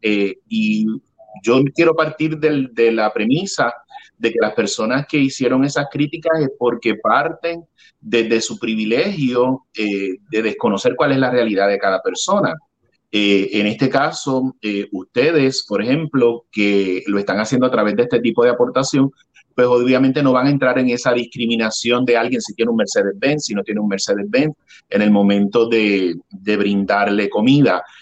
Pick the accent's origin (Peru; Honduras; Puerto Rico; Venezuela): Puerto Rico; como puertorriqueño me incluyo